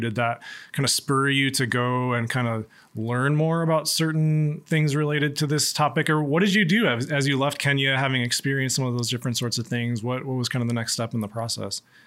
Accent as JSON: {"language": "English", "town": "Waunakee", "region": "Wisconsin", "country": "United States", "tie": "born or raised there", "said": "I obviously grew up in Wanakee"}